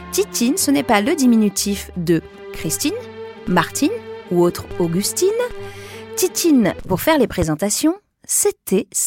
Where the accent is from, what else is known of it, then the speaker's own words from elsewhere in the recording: Larmor-Plage, Brittany, France; now in Paris, France; aujourd'hui à Paris, mais j'ai grandi dans le Morbihan, à côté de l'océan, dans une petite ville côtière de 8000 habitants, l'Armor Plage.